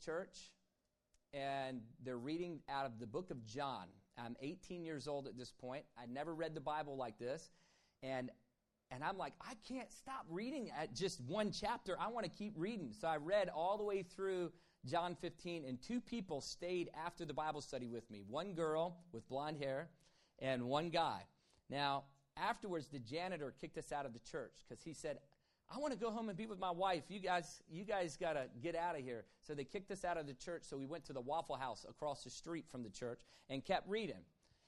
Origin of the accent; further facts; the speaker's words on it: Virginia, United States; growing up in Virginia